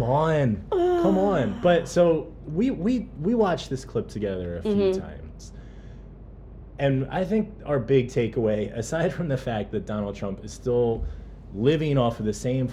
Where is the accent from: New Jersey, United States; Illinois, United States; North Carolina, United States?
New Jersey, United States; Growing up in New Jersey